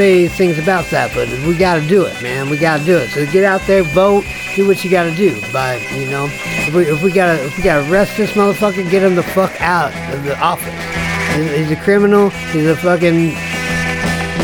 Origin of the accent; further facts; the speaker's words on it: United States; being American